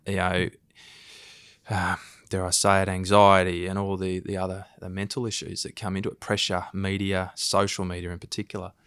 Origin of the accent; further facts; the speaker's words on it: Queensland, Australia; I grew up in Queensland